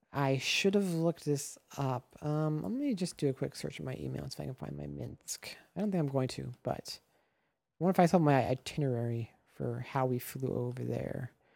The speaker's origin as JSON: {"language": "English", "region": "Nebraska", "country": "United States", "moved": "as an adult", "lives_now": "Los Angeles, United States", "said": "I am from Nebraska originally, now I live in Los Angeles"}